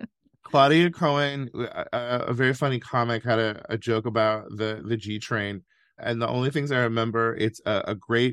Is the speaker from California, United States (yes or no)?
yes; California, United States; I love California. I love being a Californian, which is different from loving California.